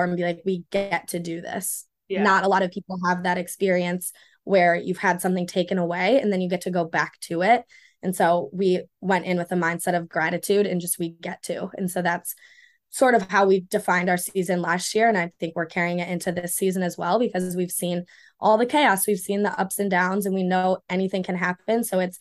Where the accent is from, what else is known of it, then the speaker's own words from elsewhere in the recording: Ann Arbor, Michigan, United States; I'm from Ann Arbor